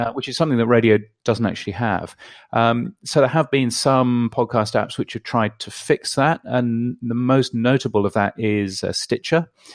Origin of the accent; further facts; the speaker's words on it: United Kingdom; now in Australia; I live in Australia, but I'm a Brit, as you can tell from my ridiculous accent